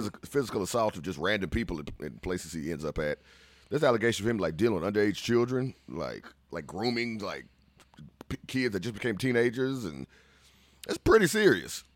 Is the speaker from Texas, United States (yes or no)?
yes; Central Texas, United States; we're from Central Texas